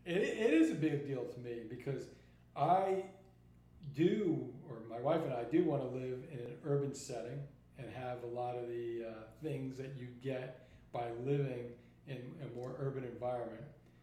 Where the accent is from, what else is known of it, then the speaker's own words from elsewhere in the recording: New York, United States; moved away; I grew up in it. I grew up in New York.